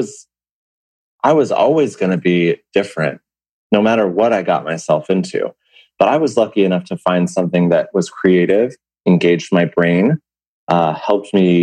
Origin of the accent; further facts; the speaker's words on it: Fairfield, Connecticut, United States; also born or lived in Bridgeport, Connecticut; I grew up in Fairfield, Connecticut